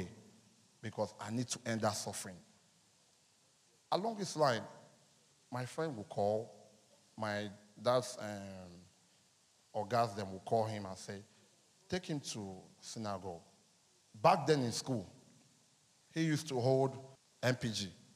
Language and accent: English; Anambra, Nigeria; I'm from Anambra State, in Orifte.